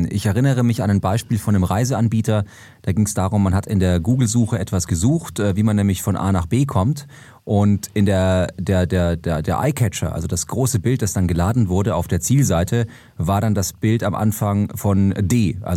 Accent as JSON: {"language": "German", "town": "Munich", "region": "Bavaria", "country": "Germany", "tie": "born or raised there", "said": "bin als gebürtiger Münchner"}